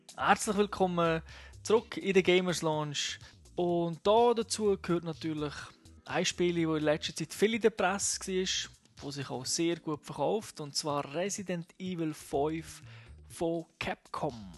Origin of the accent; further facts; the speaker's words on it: Switzerland; bei uns in der Schweiz